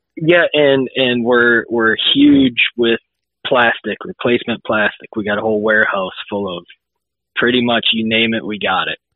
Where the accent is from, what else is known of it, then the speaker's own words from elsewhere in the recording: Illinois, United States; grew up uh, about an hour or so away from Decal Works. Um, small town, Illinois